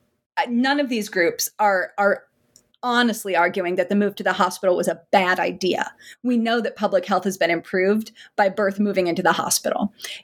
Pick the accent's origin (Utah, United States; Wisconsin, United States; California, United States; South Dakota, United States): South Dakota, United States